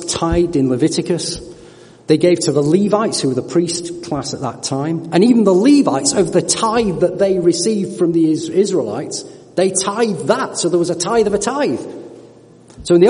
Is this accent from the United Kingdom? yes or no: yes; United Kingdom